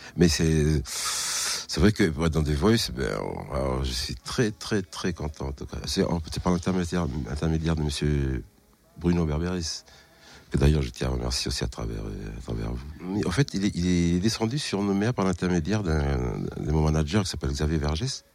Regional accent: New Caledonia; Je viens de la Nouvelle-Calédonie

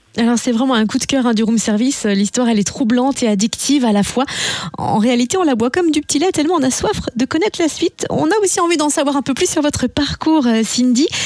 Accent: Burgundy, Bourgogne-Franche-Comté, France; chez nous en Bourgogne

